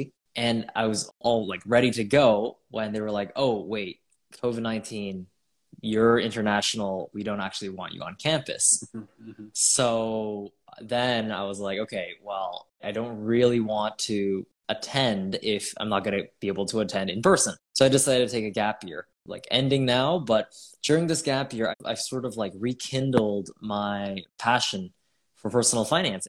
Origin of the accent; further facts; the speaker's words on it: Toronto, Ontario, Canada; I'm from Canada, Toronto, Canada, and I'm 18